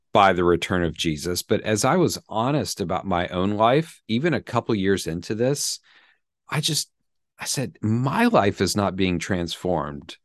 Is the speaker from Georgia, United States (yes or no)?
yes; Atlanta, Georgia, United States; also born or lived in Birmingham, Alabama; I grew up in the South, in Atlanta, Georgia